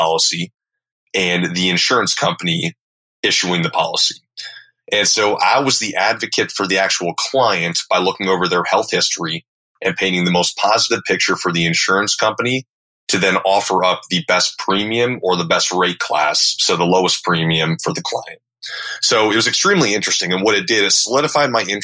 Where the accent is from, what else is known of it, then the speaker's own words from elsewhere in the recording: Minnesota, United States; moved away as an adult; also born or lived in Texas; I was from Minnesota.